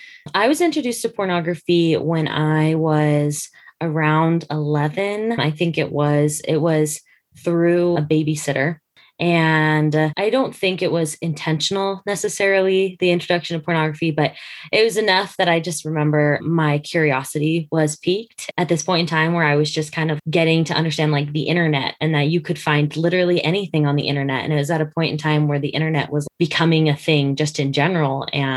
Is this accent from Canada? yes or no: no; Utah, United States; also born or lived in Dodge City, Kansas / Colorado; I am from Dodge City, Kansas. I was born there, so I joke that I'm the original Dorothy. My family's moved a lot, but the places I've lived mainly are Colorado, and then we moved to Utah, and so we've been in Utah through high school